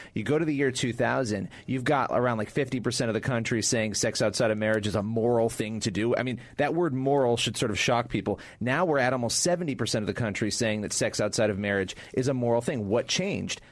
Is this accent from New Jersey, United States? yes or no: no; Rochester, New York, United States; I grew up in Rochester, New York, which was a much more balanced place ideologically.